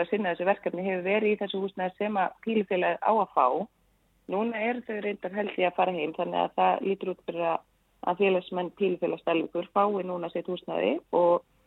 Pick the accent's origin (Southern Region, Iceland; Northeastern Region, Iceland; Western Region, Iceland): Northeastern Region, Iceland; Svarfaðardalur; ég nú fættu upp hann upp í Svarðardal